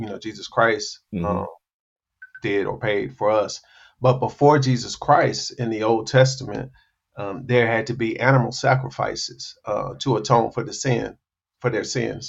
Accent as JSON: {"language": "English", "region": "South Carolina", "country": "United States", "tie": "born or raised there", "moved": "as an adult", "said": "I'm from South Carolina, but I've never been close to family because I left home at the age of 18"}